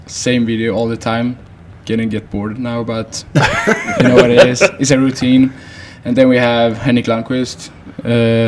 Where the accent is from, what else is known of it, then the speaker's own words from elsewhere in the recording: Hönö, Västra Götaland, Sweden; English is a second language; moved away as an adult; now in United States; I grew up outside Gothenburg on an island called Hönö.